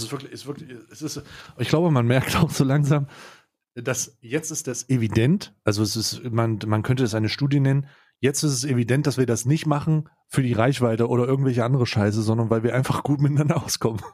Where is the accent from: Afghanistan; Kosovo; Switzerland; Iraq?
Switzerland; bei uns in der Schweiz